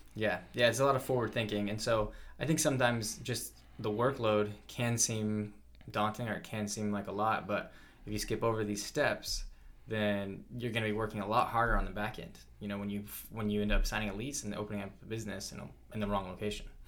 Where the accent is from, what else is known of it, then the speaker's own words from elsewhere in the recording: South Carolina, United States; moved away; some of the places that I grew up in around South Carolina